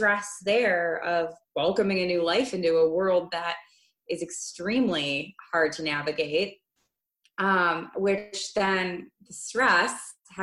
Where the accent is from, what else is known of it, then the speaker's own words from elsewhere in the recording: Midwest, United States; as an American living on the standard American diet